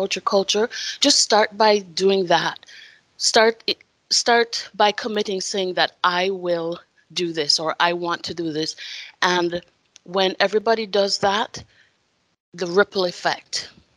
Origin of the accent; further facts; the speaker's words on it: Jamaica; in Jamaica, our national motto is out of many one people